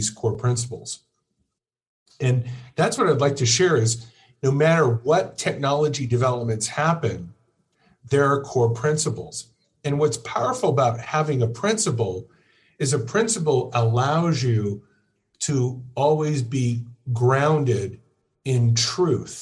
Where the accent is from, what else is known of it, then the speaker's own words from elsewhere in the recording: Orange County, California, United States; I grew up in Orange County, California